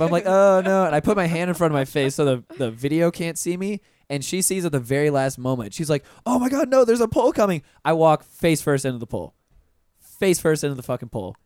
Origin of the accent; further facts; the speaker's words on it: Pensacola, Florida, United States; moved away as an adult; also born or lived in Orlando, Florida; I'm originally from Pensacola, and when I moved down to Orlando uh, right after I graduated high school